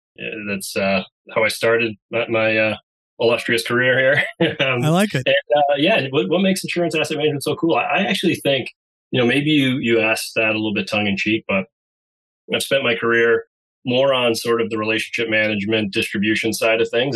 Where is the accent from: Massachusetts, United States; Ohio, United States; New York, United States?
Massachusetts, United States; Andover; I'm from Andover, Massachusetts. You know, I've been here for many years since I was a freshman in high school is when we moved here back in the early 90s